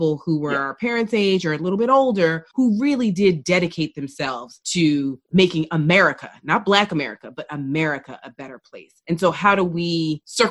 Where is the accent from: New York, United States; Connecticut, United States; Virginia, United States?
New York, United States; New York City; as a New Yorker